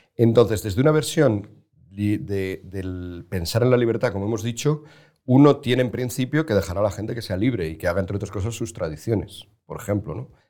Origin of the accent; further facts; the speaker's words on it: Spain; como español, como mediterráneo, como latino, como católico